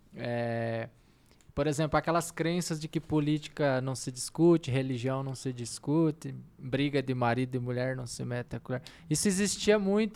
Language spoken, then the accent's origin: Portuguese; Brazil; nós, brasileiros